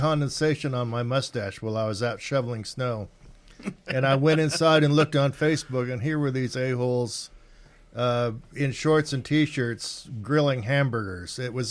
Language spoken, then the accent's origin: English; Mentone, California, United States; moved away as an adult; also born or lived in Redlands, California / Hesperia, California / Riverside, California; now in Boise, United States; I was born in Redlands, California, and I lived in Southern California until I was 60.